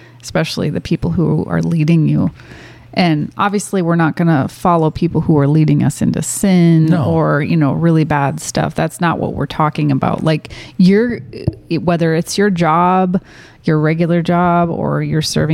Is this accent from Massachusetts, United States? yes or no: no; Minnesota, United States; moved away; also born or lived in Michigan; which felt closer to home for me because I grew up in Minnesota